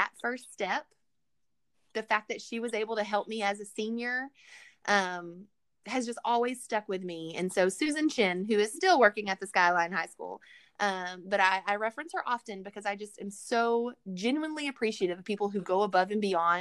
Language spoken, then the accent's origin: English; Pleasant Grove, United States; I grew up in Pleasant Grove